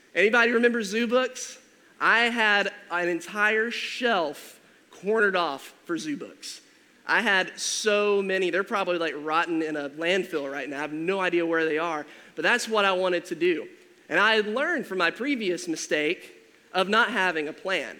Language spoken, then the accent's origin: English; Georgia, United States; moved away; I'm originally from Georgia, and so we had like 20 acres total